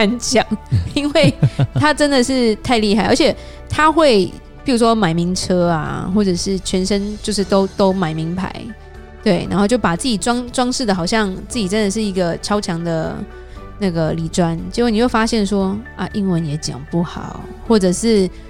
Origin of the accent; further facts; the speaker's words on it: Taiwan; 我们台湾人这么爱出国。嗯，你出国都 OK 了，你觉得美金很可怕？